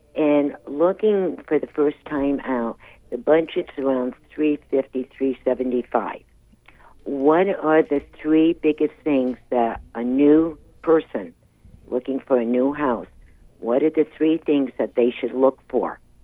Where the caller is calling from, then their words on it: Anaheim, California, United States; I'm uh, calling from Anaheim area